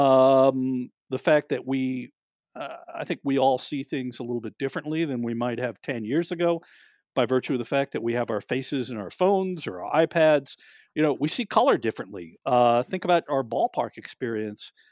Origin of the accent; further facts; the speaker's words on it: New York, United States; I grew up in New York